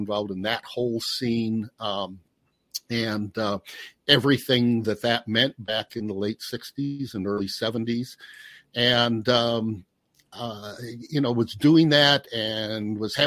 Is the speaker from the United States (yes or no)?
yes; Portage, Indiana, United States; moved away; also born or lived in Pennsylvania; I grew up in Portage, Indiana, Northwest Indiana